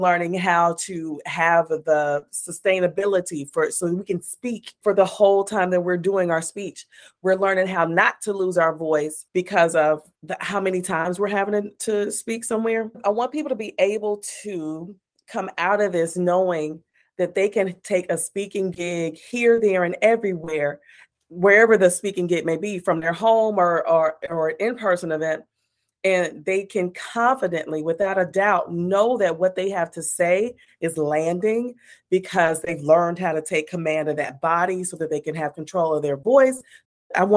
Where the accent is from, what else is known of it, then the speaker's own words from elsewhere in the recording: Texas, United States; accent: twang; I'm from Texas and that twang be strong sometimes